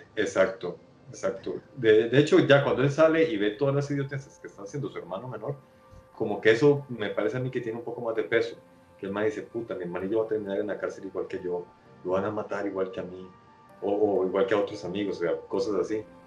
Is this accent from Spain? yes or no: no; Costa Rica; como centroamericano que soy